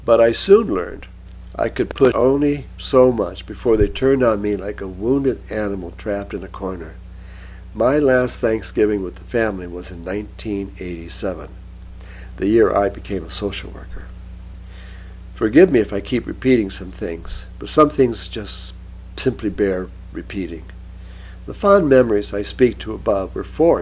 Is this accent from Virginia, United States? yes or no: no; Michigan, United States; growing up in Michigan includes being cursed to lament the good old days when Bobby Lane led the mighty Lions